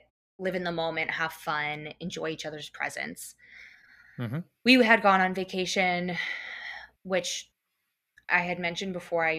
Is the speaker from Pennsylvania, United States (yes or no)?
yes; Phoenixville, Pennsylvania, United States; Phoenixville is my hometown. That is where I grew up